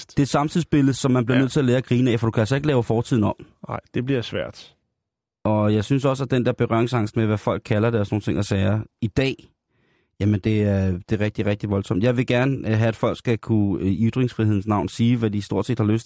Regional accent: South Korea; Fordi det er jeg, jeg er koreaner.

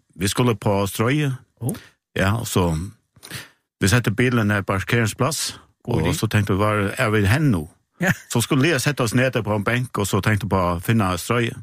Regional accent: Eiði, Eysturoy, Faroe Islands; Danish is a second language; now in Tórshavn, Faroe Islands; Jeg kommer fra Eide på Færøerne

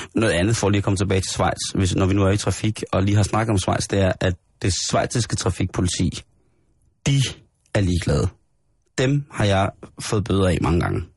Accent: Denmark

